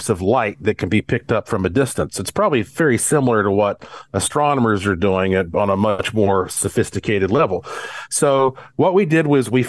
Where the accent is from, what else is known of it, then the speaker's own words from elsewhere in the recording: Asheville, North Carolina, United States; moved away as an adult; also born or lived in Caribbean; now in Las Vegas, United States; when I was growing up in Western North Carolina